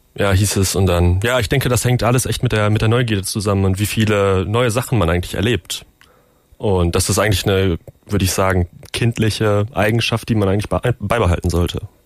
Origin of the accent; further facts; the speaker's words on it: Bochum, North Rhine-Westphalia, Germany; moved away; ich komme aus Bochum, meine Eltern wohnen immer noch